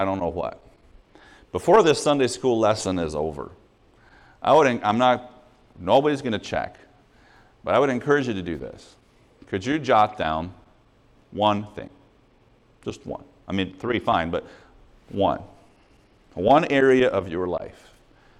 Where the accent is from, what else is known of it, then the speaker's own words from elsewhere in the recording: Montreal, Quebec, Canada; I'm from Montreal